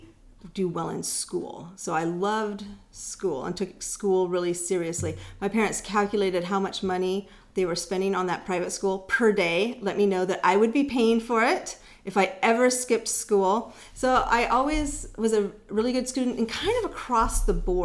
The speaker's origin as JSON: {"language": "English", "town": "El Cerrito", "region": "California", "country": "United States", "tie": "born or raised there", "also_born_or_lived": "Vancouver, British Columbia, Canada", "said": "I grew up in El Cerrito, which is between Richmond and Berkeley"}